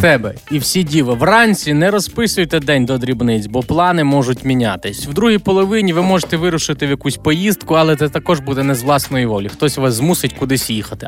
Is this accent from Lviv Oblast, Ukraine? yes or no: yes; Lviv Oblast, Ukraine; у нас на Львівщині шоп шопка кажуть